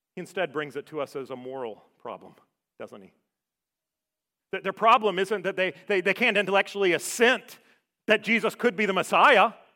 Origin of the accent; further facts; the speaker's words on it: Savannah, Georgia, United States; moved away; I grew up in Savannah.